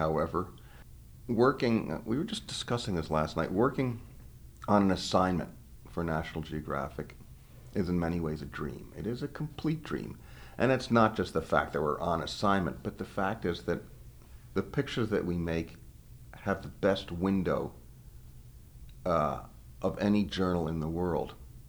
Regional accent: New York City, New York, United States; when I was growing up in New York City of doodling around the Metropolitan Museum, constantly looking at paintings by Turner and Winslow Homer and Fra Filippo Lippi from the Renaissance.

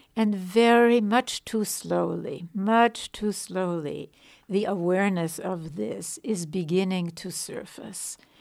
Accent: Vienna, Austria; moved away; I was born in Vienna, in Europe

